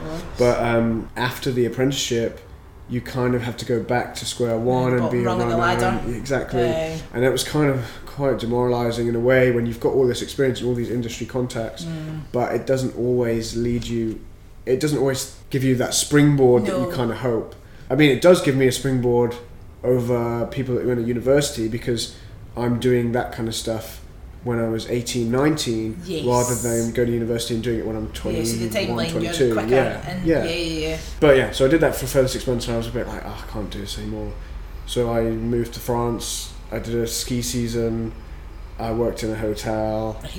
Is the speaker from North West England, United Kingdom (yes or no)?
no; Worcester, West Midlands, United Kingdom; moved away as an adult; now in Scotland, United Kingdom; So I grew up in Worcester.